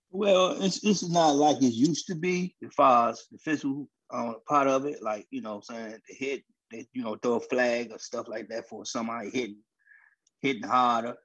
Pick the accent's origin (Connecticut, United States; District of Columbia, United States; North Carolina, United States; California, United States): District of Columbia, United States; Washington; I'm from Southeast DC